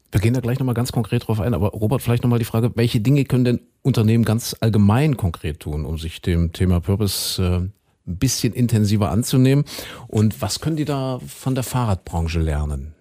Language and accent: German; eastern Germany, Germany; hier bei uns im Osten